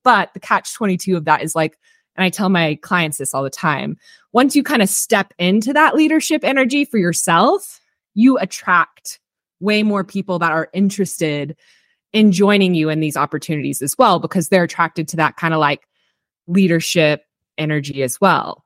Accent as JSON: {"language": "English", "region": "Texas", "country": "United States", "also_born_or_lived": "Austin, Texas / Bakersfield, California", "moved": "as an adult", "said": "I'm actually from Texas originally"}